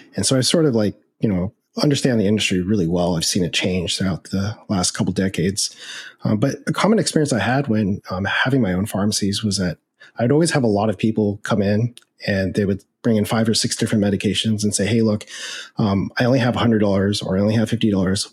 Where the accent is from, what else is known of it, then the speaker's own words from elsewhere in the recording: United States; I am Chinese American. I'm actually fifth generation, so I'm very Americanized